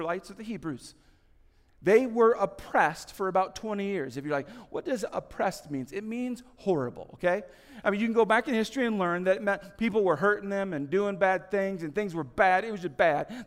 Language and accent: English; United States; moved away; also born or lived in Kansas / Indiana; I grew up in Kansas and Indiana